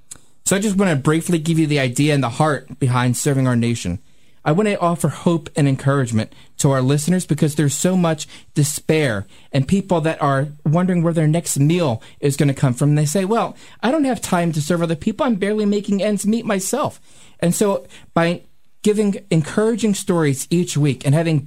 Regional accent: Philadelphia, Pennsylvania, United States; I'm from South Philadelphia

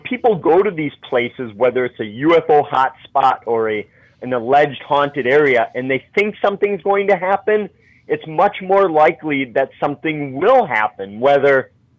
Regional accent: Wisconsin, United States; my home state of Wisconsin

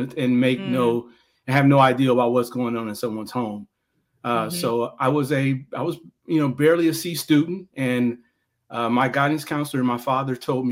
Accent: Gary, Indiana, United States; I'm a guy who grew up in Gary, Indiana

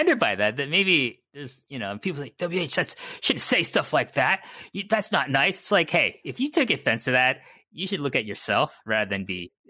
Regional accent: Canada; I'm Canadian

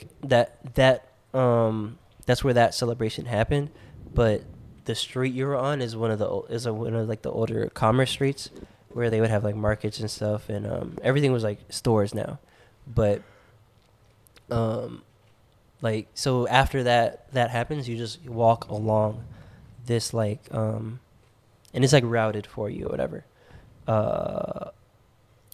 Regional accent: United States; we're from America

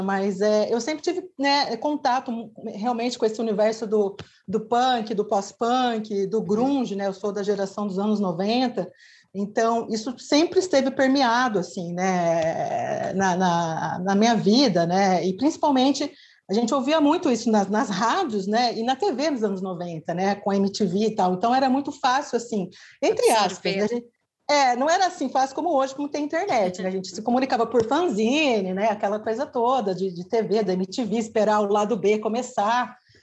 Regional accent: Bauru, São Paulo, Brazil; now in Araraquara, Brazil; eu sou de Bauru. Bauru é uma cidade aqui do lado de Araraquara

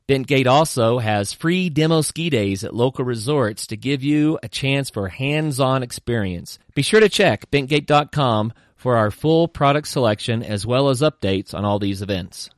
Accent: Oklahoma, United States; a kid growing up in Oklahoma

